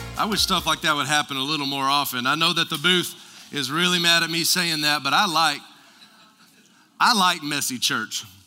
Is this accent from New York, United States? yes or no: no; West Texas, United States; I was raised in West Texas.